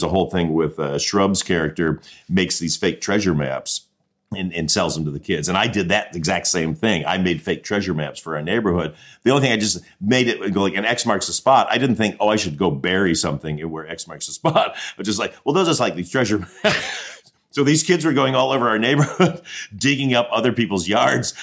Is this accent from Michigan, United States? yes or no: yes; Mount Clemens, Michigan, United States; also born or lived in Colchester, Ontario, Canada; I grew up in Mount Clemens, Michigan, which is about 20 minutes outside of Detroit